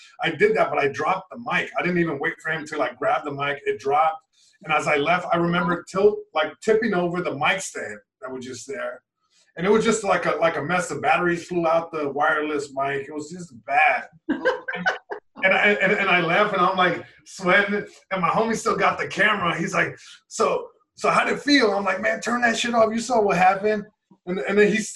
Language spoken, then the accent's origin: English; Long Beach, California, United States; where I'm from, from Long Beach, California, East Side, born and raised